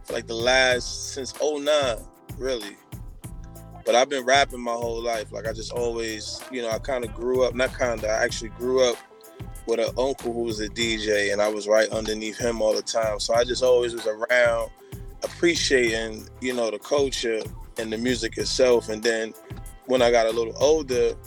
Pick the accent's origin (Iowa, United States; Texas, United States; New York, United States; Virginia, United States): New York, United States; Poughkeepsie; also born or lived in Brooklyn, New York; I was born in Brooklyn, New York, but I grew up in Poughkeepsie, so I rap Poughkeepsie